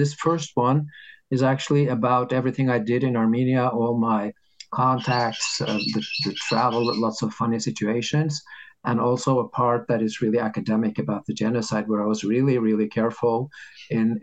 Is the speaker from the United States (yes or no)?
no; Norway; in Norway, we have this system